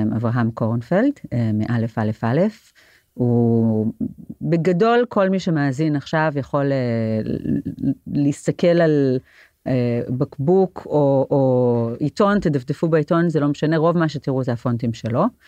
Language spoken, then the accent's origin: Hebrew; Jerusalem, Jerusalem District, Israel; גדלתי בעיר העתיקה, ברוב היהודי, בעיר העתיקה בירושלים